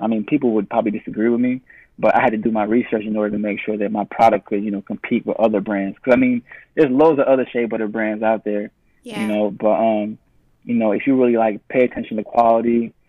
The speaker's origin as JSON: {"language": "English", "country": "United States", "tie": "born or raised there", "also_born_or_lived": "Uganda", "moved": "yes", "said": "growing up in the States and being well-traveled"}